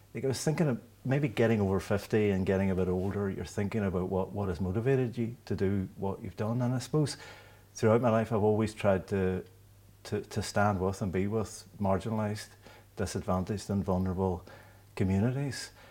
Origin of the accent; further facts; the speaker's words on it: Derry, Northern Ireland, United Kingdom; growing up in Derry in the seventies and eighties